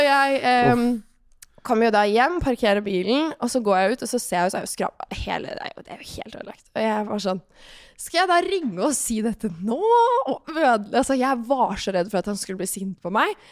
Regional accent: Larvik, Vestfold, Norway; moved away; når jeg bodde hjemme i Larvik

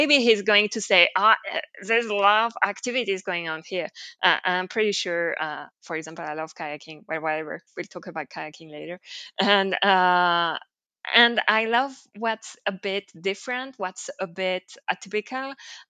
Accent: Liège, Wallonia, Belgium; also born or lived in Brussels; Liège, my hometown, which is a city smaller than Brussels, but still a city

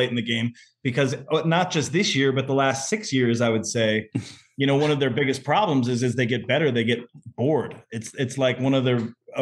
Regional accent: Detroit, Michigan, United States; I grew up in Detroit

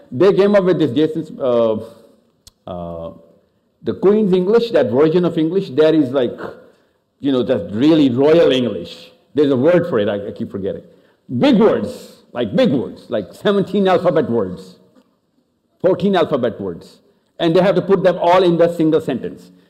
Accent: Australia; Even though I was born and raised in Australia

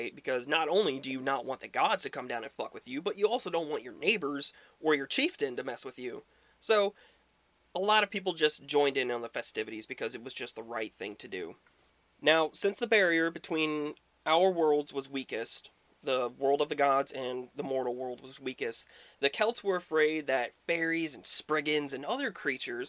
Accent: Midwest, United States; where I grew up in the Midwest

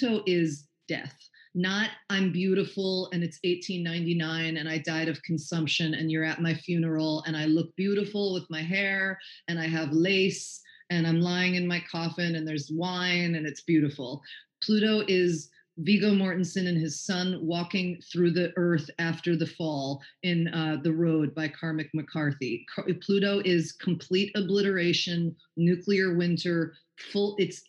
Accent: New York City, New York, United States; now in Los Angeles, United States; we're from New York City

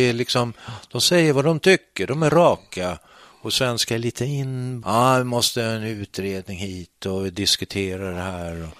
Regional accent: Sweden; när jag växte upp i alla fall så var det, då skulle man tycka att Sverige var dåligt.

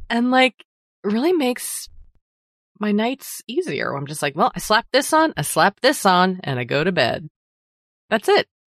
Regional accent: Massachusetts, United States; I'm from Massachusetts

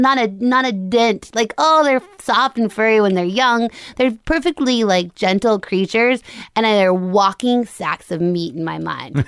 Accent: Longmont, Colorado, United States; moved away; right by Boulder, so it's a town called Longmont, which is, like, fifteen minutes outside of Boulder.

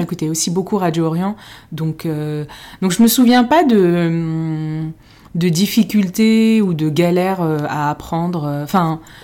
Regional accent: Paris, Île-de-France, France; je suis née à Paris, mais euh, mes parents sont tous les deux marocains

